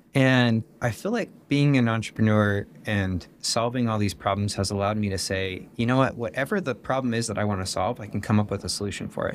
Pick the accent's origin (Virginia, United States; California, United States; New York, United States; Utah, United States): Utah, United States; West Jordan; I was born and raised here in West Jordan, which is just outside of Salt Lake City